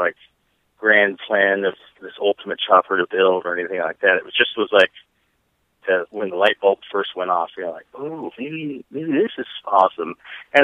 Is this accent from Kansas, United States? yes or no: yes; Kansas, United States; now in Bay Area, United States; when I grew up in Kansas, I had an uncle that were bikers